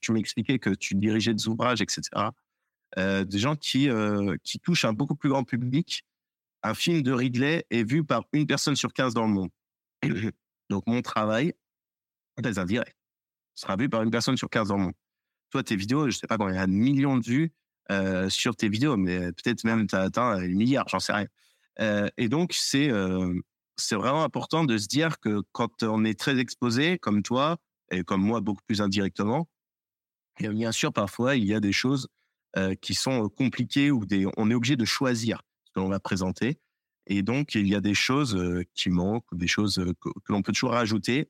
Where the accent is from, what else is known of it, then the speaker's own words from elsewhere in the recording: France; en tant que Français, en tant qu'historien